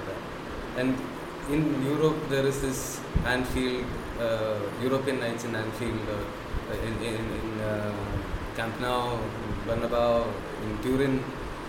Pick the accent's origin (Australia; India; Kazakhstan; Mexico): India; Kozhikode, Kerala; I'm from Kerala